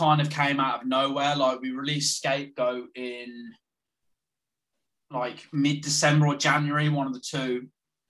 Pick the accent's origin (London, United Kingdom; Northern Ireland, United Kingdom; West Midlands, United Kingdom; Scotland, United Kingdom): West Midlands, United Kingdom; Birmingham; where I'm from Birmingham